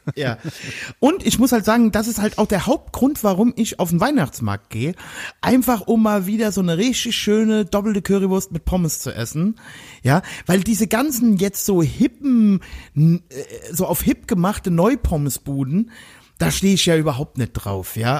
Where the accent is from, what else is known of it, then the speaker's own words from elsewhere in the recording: Germany; moved away; Ich komme ja aus dem Westerwald